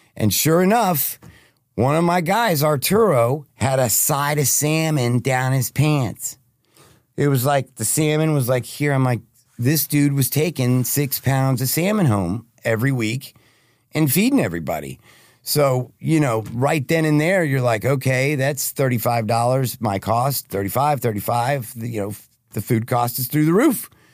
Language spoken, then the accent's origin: English; Plano, Texas, United States; I'm from Plano, Texas. Born and raised